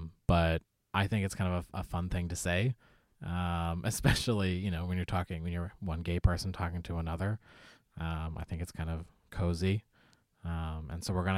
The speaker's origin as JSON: {"language": "English", "region": "Nova Scotia", "country": "Canada", "tie": "born or raised there", "lives_now": "Halifax, Canada", "said": "I grew up on the Eastern Shore of Nova Scotia, but I live in the city now."}